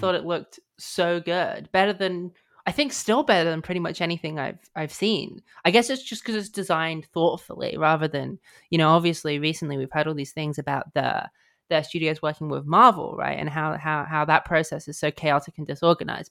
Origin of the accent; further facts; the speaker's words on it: United Kingdom; I'm British